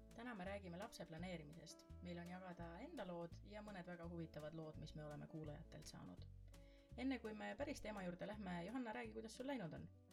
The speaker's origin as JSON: {"language": "Estonian", "town": "Võru", "region": "Võru County", "country": "Estonia", "also_born_or_lived": "Tallinn", "moved": "yes", "lives_now": "Mustvee area, Estonia", "said": "me oleme ise mõlemad maakad, mina olen Võrust"}